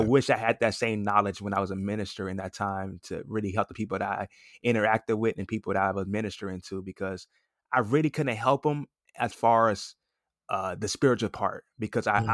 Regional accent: Los Angeles, California, United States; moved away as an adult; now in Atlanta, United States; I'm originally from Los Angeles, California. I recently moved to Atlanta, Georgia about a year ago

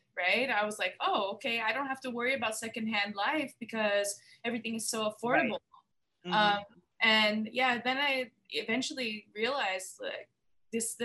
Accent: Los Angeles, California, United States; moved away as an adult; also born or lived in New York; now in Thailand; so I went back to my hometown, Los Angeles

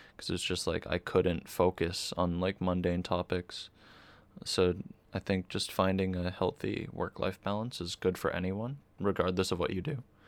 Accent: Boston, Massachusetts, United States; I grew up in Boston, and the area I grew up in Boston is, like, super, super wealthy now

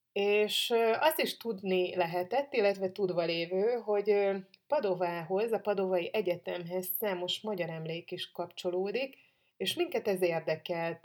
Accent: Hungary; magyar vagyok

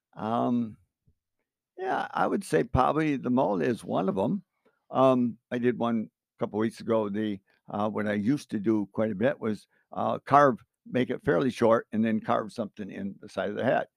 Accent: Cutlerville, Michigan, United States; I grew up in Cutlerville here, sixty-eighth

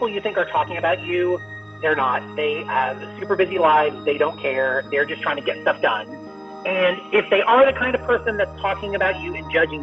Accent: Columbus, Ohio, United States; moved away as an adult; also born or lived in Virginia; I grew up in Columbus, Ohio

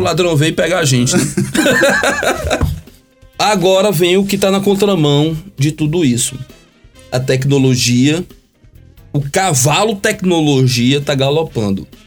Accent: Brazil

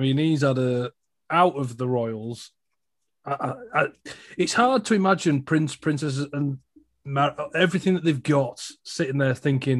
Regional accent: United Kingdom; I am a Brit. I'm more of a Brit than a royalist.

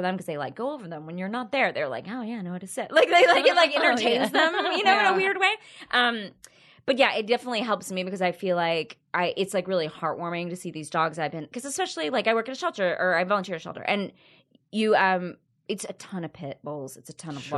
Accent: Texas, United States; I grew up in Texas

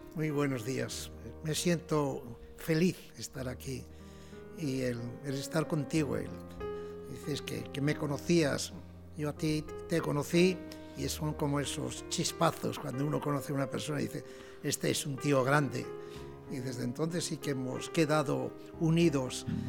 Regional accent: Asturias, Spain; moved away; mi pueblo, allá en aquellas Asturias

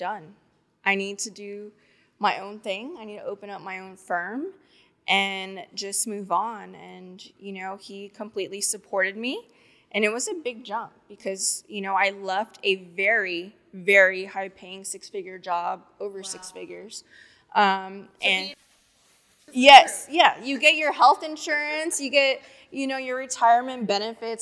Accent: Corpus Christi, Texas, United States; now in Houston, United States; I'm from Corpus Christi, Texas

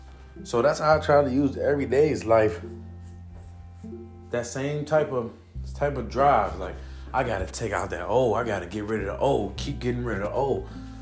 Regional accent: Cleveland, Ohio, United States; now in Arizona, United States; So I came from Cleveland, Ohio. June 9th, 2020 is when I got to Arizona and when my dreams started manifesting.

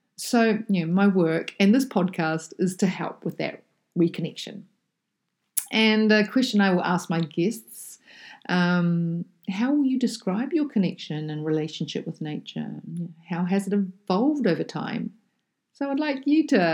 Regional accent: New Zealand; as a child, I grew up in a small town in the bottom of South Island of New Zealand. So I'm a Kiwi kid

